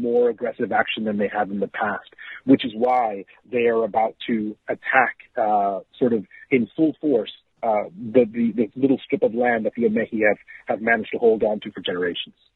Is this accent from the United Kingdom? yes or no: no; Zambia; moved away; I grew up in Zambia